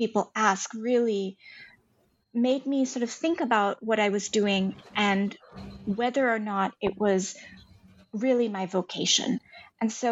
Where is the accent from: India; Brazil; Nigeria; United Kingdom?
India; moved away as an adult; also born or lived in Boston, United States; now in Silicon Valley, United States; I grew up in India. I grew up in the foothills of the Himalayas